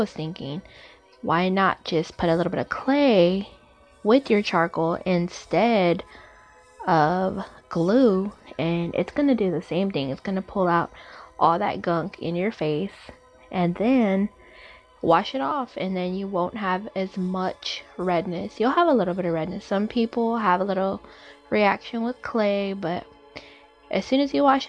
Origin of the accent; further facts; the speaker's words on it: Texas, United States; I'm from Texas, a big old state